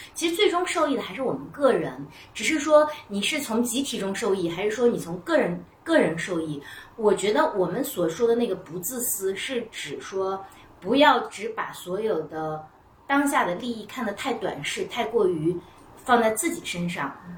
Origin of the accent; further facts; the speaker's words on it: Northwest China, China; 或者就是我们西北人可能就比较粗放